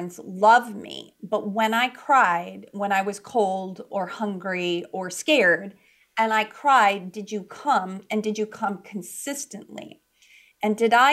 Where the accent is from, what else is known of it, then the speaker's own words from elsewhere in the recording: Chicago, Illinois, United States; moved away as an adult; also born or lived in California; I moved out actually from Chicago, which is where I was born and raised, to California